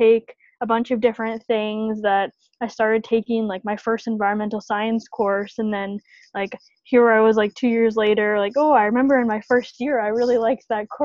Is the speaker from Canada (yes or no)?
yes; Winnipeg, Manitoba, Canada; moved away as an adult; now in Toronto, Canada; I'm from Winnipeg, good old Winnipeg, Manitoba